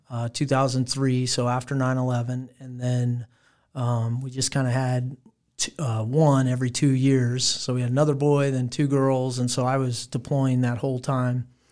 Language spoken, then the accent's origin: English; Fremont, Nebraska, United States; I come from Fremont, Nebraska. That's where I was raised.